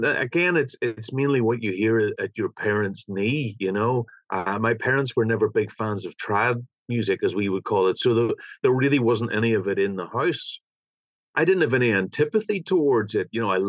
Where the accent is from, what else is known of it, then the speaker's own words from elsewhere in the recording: about 50-60 miles north of Belfast, Northern Ireland, United Kingdom; I grew up about maybe 50, 60 miles north of Belfast. I mean, I'm living in Belfast now. I've been here for about maybe 13 or 15 years.